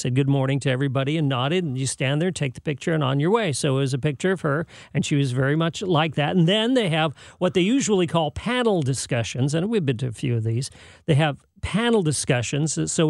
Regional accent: San Jose, California, United States; I'm from San Jose, California.

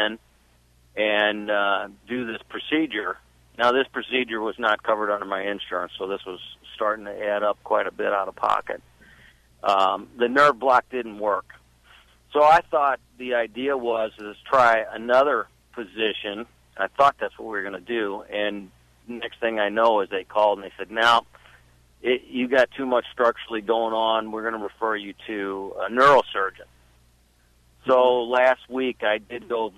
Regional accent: St. Louis, Missouri, United States; I'm from St. Louis, Missouri

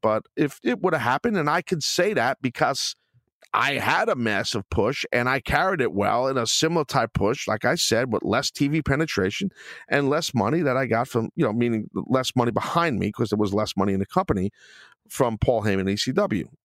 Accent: New York City, New York, United States; in Brooklyn, my hometown

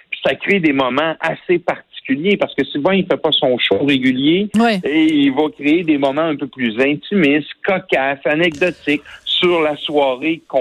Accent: Quebec City, Quebec, Canada; accent: Québécois; chez nous, à Québec.

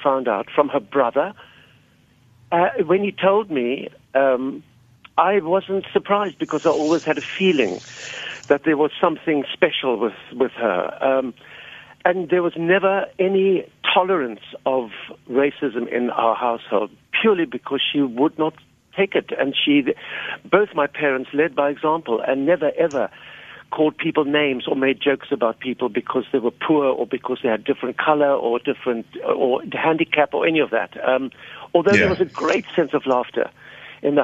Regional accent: Cape Town, Western Cape, South Africa; born or raised there

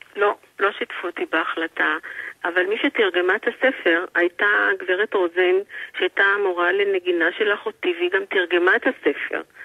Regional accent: Israel; גדלתי בארץ אה, מוכת מלחמות

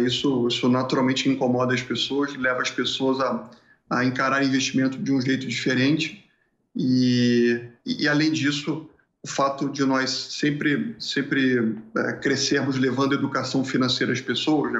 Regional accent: Rio de Janeiro, Brazil; moved away as an adult; also born or lived in Porto Alegre; deixa eu fugir do Rio de Janeiro porque eu não quero ficar aqui nesse nesse lugar mais onde eu, onde eu nasci

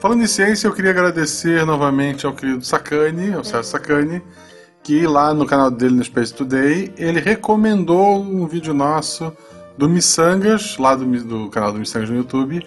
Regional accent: Florianópolis, Santa Catarina, Brazil; moved away; eu nasci em Floripa, eu só escolhi o interior

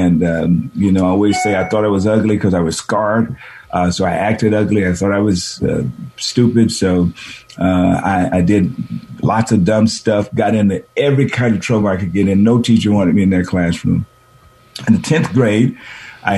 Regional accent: San Francisco, California, United States; moved away as an adult; also born or lived in Boston, United States; I was born here in San Francisco, the fourth of four kids

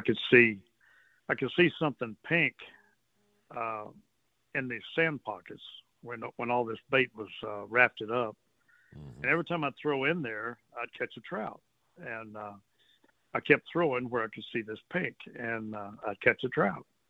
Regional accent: Port Arthur, Texas, United States; also born or lived in Port O'Connor, Texas; I've grown up on the coast all my life, you know. Right. I grew up in Port Arthur

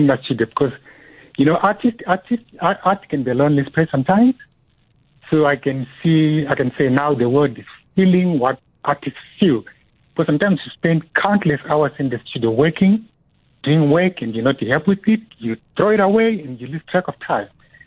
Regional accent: Zimbabwe; moved away as an adult; now in South Africa; I'm originally from Zimbabwe and I moved to South Africa because of the political situation in Zimbabwe

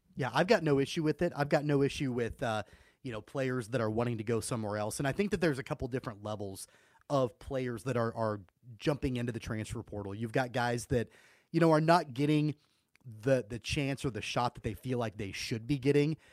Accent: Wichita, Kansas, United States; I'm from Wichita. I was born and raised here, grew up going to Wichita Wranglers games

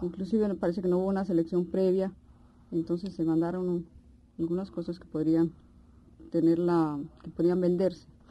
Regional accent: Pereira, Risaralda, Colombia; moved away; also born or lived in Cali; En Pereira, que en realidad es mi ciudad natal

